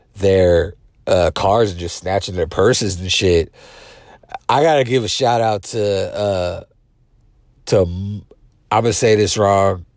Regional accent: South San Francisco, California, United States; my hometown, South City

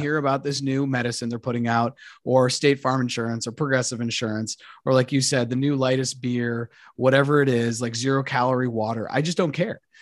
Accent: Colombia; moved away; I speak Spanish and I'm from Colombia

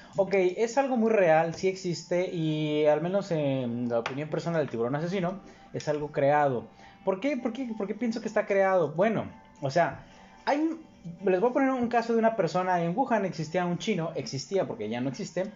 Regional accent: Mexico; como mexicano

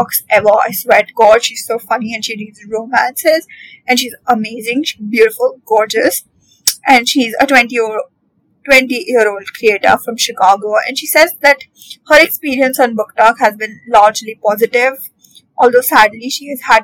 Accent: India; especially as an Indian

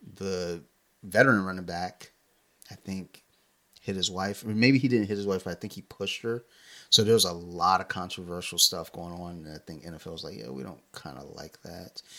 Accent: Columbia, Maryland, United States; we grew up in Howard County

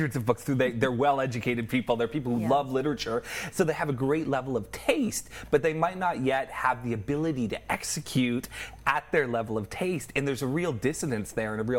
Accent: Ottawa, Ontario, Canada; I grew up in the Ottawa punk rock scene.

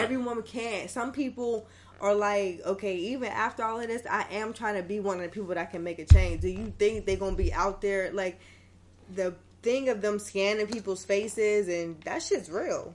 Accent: Pittsburgh, Pennsylvania, United States; moved away; I'm from Pittsburgh. So at this point, I was still living in Pittsburgh.

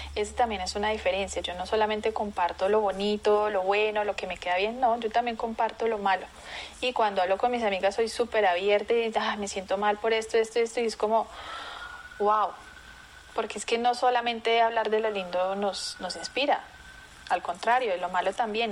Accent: Colombia; also born or lived in Brazil; aquí en Colombia

